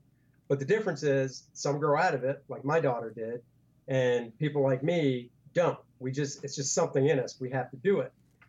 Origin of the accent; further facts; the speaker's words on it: Beltsville, Maryland, United States; Maryland, right outside of DC.